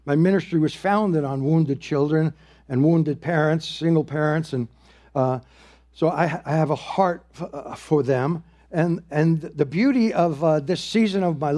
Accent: New York, United States; I got a job with the New York Yankees, and I'm from the Bronx, New York, you know

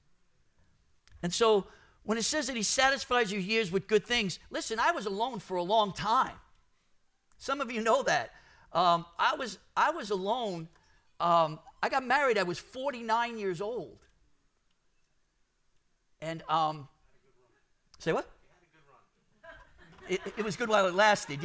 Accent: New York City, New York, United States; I'm Brooklyn, born and bred

